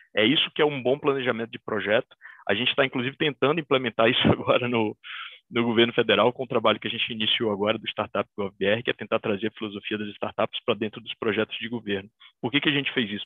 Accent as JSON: {"language": "Portuguese", "region": "Bahia", "country": "Brazil", "said": "Eu, como bom baiano"}